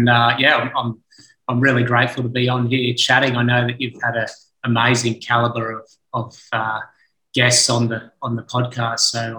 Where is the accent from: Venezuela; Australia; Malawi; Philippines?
Australia; Sunshine Coast, Queensland; I grew up on the Sunshine Coast of Queensland, on the east coast of Australia, led a charming childhood, really. We had grew up on 20 acres of land. We had a little hobby farm